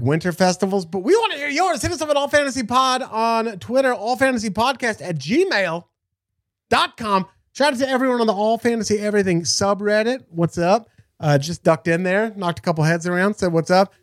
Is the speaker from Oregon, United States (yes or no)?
yes; Portland, Oregon, United States; I'm from Portland.